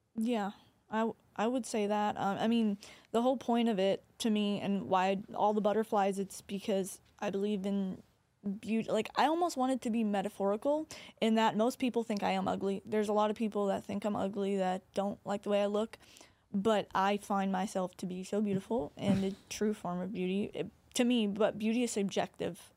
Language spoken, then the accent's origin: English; Corpus Christi, Texas, United States; my hometown